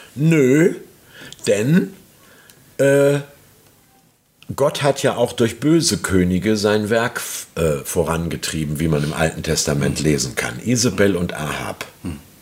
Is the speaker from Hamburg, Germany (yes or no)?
yes; Hamburg, Germany; muss ich als Hamburger sagen